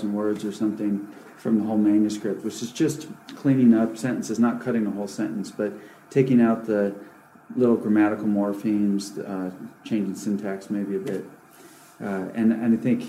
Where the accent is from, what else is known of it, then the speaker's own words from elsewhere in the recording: Alaska, United States; moved away; also born or lived in California; I grew up in Alaska and then in California where my parents were from